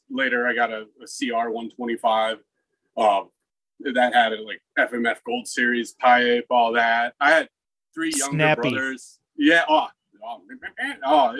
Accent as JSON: {"language": "English", "town": "Bowie", "region": "Maryland", "country": "United States", "tie": "born or raised there", "also_born_or_lived": "New Mexico / Las Cruces, New Mexico", "moved": "as an adult", "lives_now": "Phoenix, United States", "said": "I grew up on the East Coast. In Bowie was the city, sort of 30 minutes outside of DC area"}